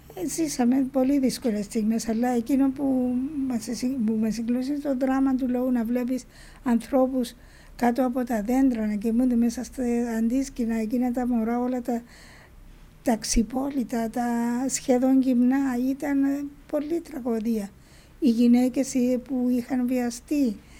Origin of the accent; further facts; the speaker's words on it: Spilia, Nicosia District, Cyprus; στο χωριό μου στα Σπήλια